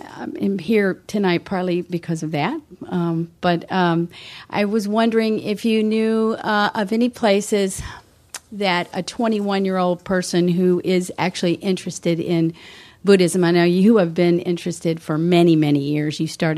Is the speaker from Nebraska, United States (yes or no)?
no; Philadelphia, Pennsylvania, United States; I'm from out of town. I'm from Pennsylvania.